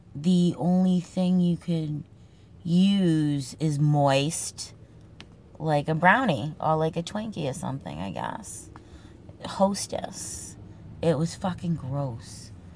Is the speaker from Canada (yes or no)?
no; Boston, Massachusetts, United States; accent: Boston accent; the Boston accent, the Massachusetts accent, my regional accent